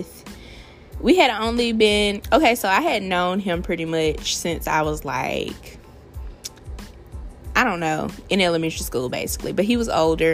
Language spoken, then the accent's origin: English; Alabama, United States; I'm from Alabama.